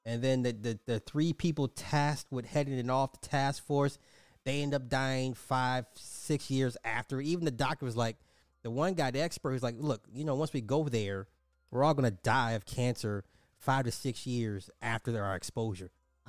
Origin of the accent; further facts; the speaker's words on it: Cincinnati, Ohio, United States; I'm from Cincinnati, and it was about 2 hours away and could smell the burning of whatever was for 2 days, but this is nothing new in the great state of Ohio.